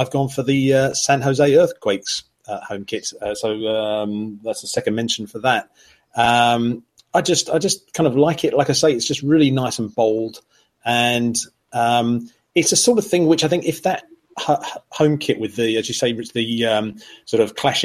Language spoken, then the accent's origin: English; United Kingdom; we're British